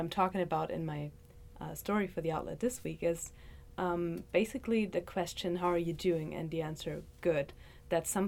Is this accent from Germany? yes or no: yes; Germany; moved away as an adult; also born or lived in Leipzig, Germany; now in Athens, United States; I'm from Germany. I'm a student from the University of Leipzig